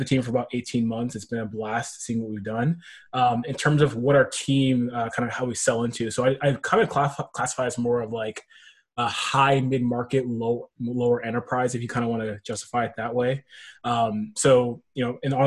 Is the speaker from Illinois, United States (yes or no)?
no; Nashville, Tennessee, United States; moved away as an adult; also born or lived in Berkeley, California; now in Bay Area, United States; I'm actually from Nashville, Tennessee